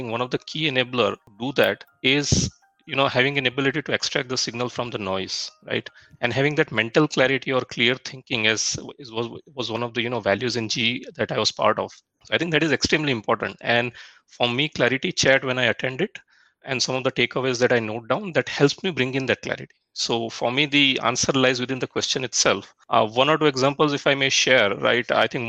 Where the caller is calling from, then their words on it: Bangalore, Karnataka, India; I'm joining from Bangalore.